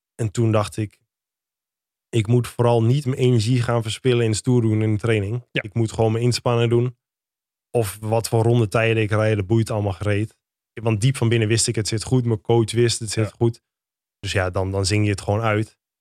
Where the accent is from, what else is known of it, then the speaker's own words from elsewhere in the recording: Lutten, Overijssel, Netherlands; also born or lived in Dedemsvaart; in Deemsvaart of in Lutten. Waar ik ben opgegroeid.